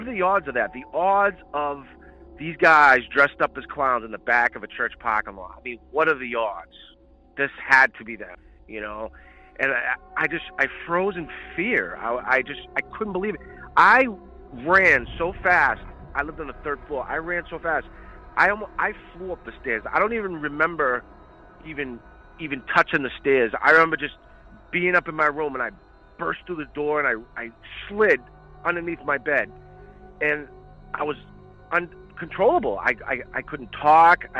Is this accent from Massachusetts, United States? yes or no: yes; Boston, Massachusetts, United States; I grew up in Boston. I'm from Boston, and I grew up in the inner city in a project in a town called Jamaica Plain